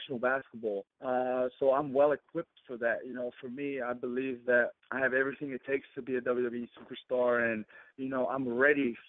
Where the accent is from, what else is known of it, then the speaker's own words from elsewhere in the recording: New Zealand; moved away as an adult; now in Los Angeles, United States; growing up in New Zealand.